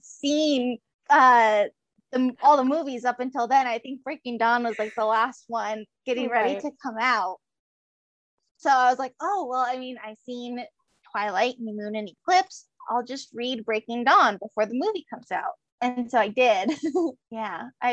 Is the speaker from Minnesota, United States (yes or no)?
no; Tucson, Arizona, United States; we're from Tucson